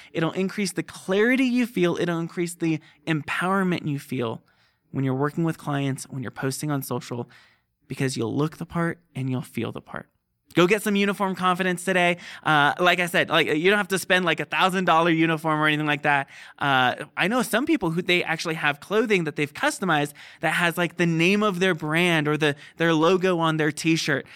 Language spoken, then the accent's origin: English; Southern California, United States; moved away; I grew up in Southern California near the beach